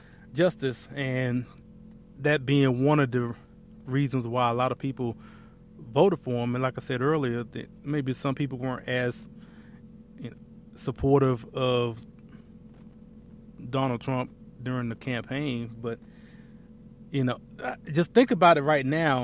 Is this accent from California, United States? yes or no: no; Lafayette, Alabama, United States; moved away; I was born and raised in Lafayette, Alabama